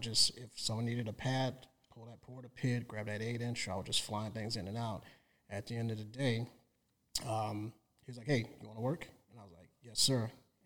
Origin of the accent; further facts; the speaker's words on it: New Orleans, Louisiana, United States; moved away as an adult; now in Los Angeles, United States; I came here in 2001 from New Orleans